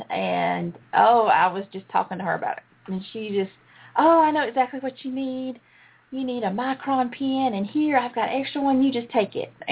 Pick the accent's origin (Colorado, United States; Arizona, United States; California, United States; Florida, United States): Arizona, United States; Surprise; well, I'm from Surprise actually, so I know.